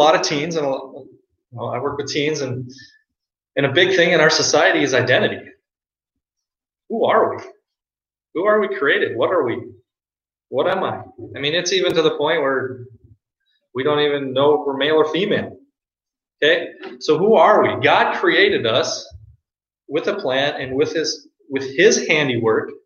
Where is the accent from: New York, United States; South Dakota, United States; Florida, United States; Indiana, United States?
South Dakota, United States; now in Minnesota, United States; I claim to be a South Dakotan that lives in Minnesota, so I claim South Dakota.